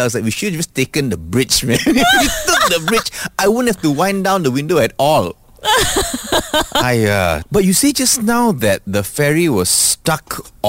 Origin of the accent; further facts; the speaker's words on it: Malaysia; At least we are Malaysian.